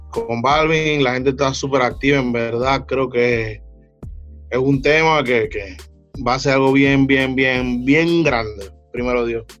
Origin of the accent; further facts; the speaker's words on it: Panama City, Panama; Río abajo es el sistema, yo le digo así, es, mi área donde yo me crié